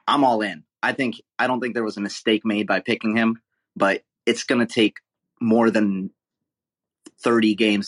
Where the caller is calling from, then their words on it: Honolulu, Hawaii, United States; It's mine. Hey, aloha, guys. I'm watching from Honolulu, and I just want